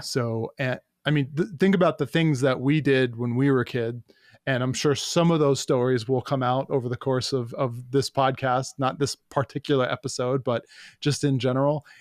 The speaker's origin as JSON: {"language": "English", "region": "New York", "country": "United States", "tie": "born or raised there", "said": "I, uh, uh, grew up in New York"}